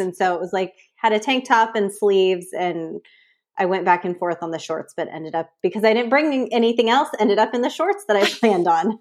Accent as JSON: {"language": "English", "area": "San Francisco Bay Area", "region": "California", "country": "United States", "moved": "as an adult", "lives_now": "San Diego, United States", "said": "I'm from the San Francisco Bay Area"}